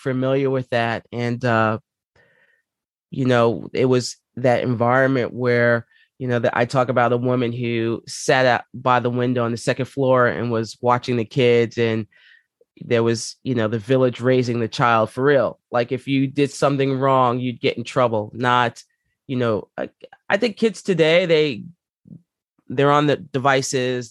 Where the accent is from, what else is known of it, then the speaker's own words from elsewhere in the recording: New York City, New York, United States; moved away as an adult; also born or lived in Palmdale, California; growing up there, I grew up in Co-op City